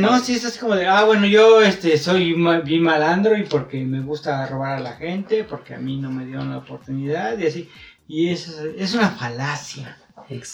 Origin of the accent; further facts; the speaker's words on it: Mexico; como comunidad mexicana, lo tenemos muy arraigado